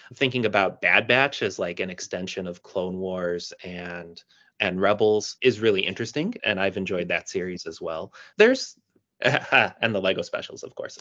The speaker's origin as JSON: {"language": "English", "town": "Chicago", "region": "Illinois", "country": "United States", "tie": "born or raised there", "said": "I'm born and raised in Chicago"}